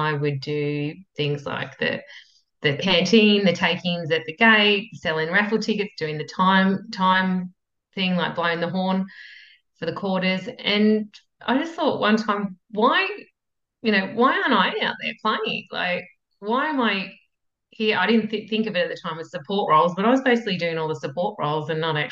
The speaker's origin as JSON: {"language": "English", "area": "Yarra Valley", "region": "Victoria", "country": "Australia", "tie": "born or raised there", "also_born_or_lived": "United Kingdom / Italy / Beijing", "moved": "as an adult", "lives_now": "New South Wales, Australia", "said": "it was a bit out of Melbourne. It was semi-rural and it's the Yarra Valley. So it's a tiny little blink and you miss it town in the Yarra Valley"}